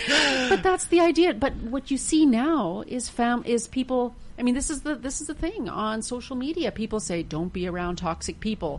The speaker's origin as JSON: {"language": "English", "country": "Canada", "said": "that's something I think as a Canadian that like that we would quite easily be able"}